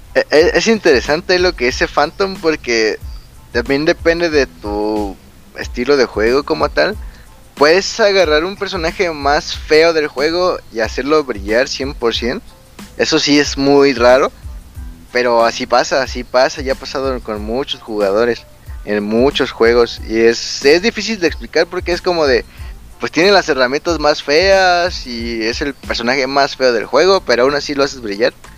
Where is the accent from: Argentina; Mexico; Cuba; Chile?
Mexico